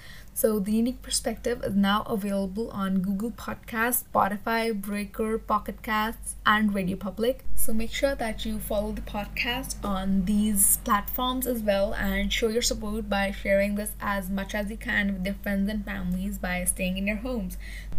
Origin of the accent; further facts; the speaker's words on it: Delhi, India; I'm from Delhi.